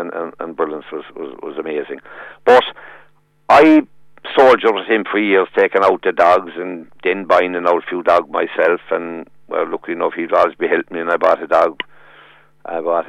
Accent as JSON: {"language": "English", "town": "Tralee", "region": "Munster", "country": "Ireland", "tie": "born or raised there", "said": "Growing up in Tralee"}